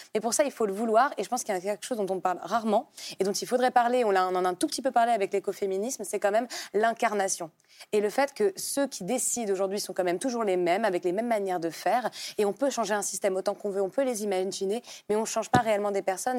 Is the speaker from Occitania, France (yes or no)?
no; Paris, Île-de-France, France; je suis née à Paris, j'ai grandi à Paris